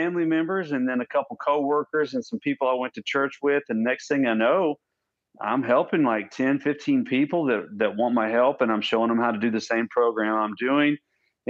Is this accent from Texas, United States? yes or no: yes; Odessa, Texas, United States; also born or lived in Iowa / Houston, Texas; Came back home and pretty much raised in Texas ever since then. And lived out in a town called Odessa, Texas